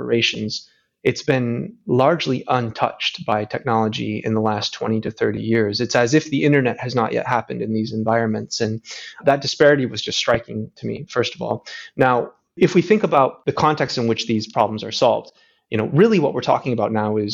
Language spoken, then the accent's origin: English; Grand Rapids, Michigan, United States; I grew up in Grand Rapids, Michigan